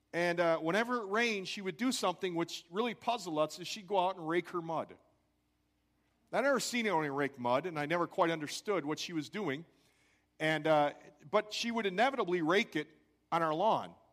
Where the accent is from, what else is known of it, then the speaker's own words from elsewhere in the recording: Crystal Lake, Illinois, United States; I grew up in Crystal Lake, Illinois